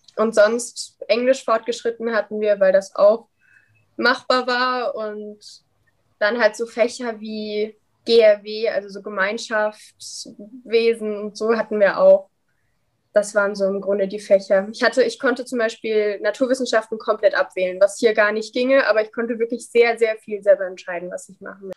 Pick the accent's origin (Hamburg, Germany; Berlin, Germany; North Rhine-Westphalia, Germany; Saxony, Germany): Saxony, Germany; Dresden; ich komme ja aus Dresden.